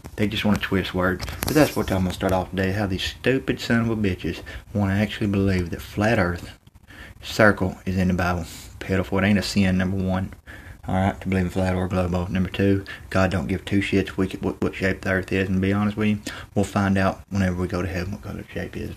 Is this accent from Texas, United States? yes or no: yes; Texas, United States; I'm from Texas